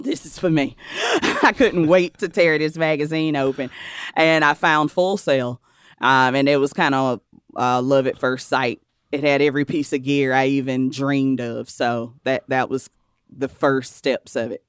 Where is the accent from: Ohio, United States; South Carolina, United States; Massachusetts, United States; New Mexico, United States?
South Carolina, United States; Cheraw; now in New York, United States; I'm from a rural, small town in South Carolina called Shaw. South Carolina